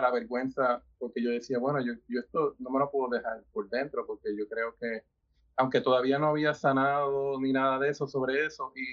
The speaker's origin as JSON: {"language": "Spanish", "country": "Puerto Rico", "moved": "yes", "lives_now": "United States", "said": "yo me mudé primero para Estados Unidos, de Puerto Rico"}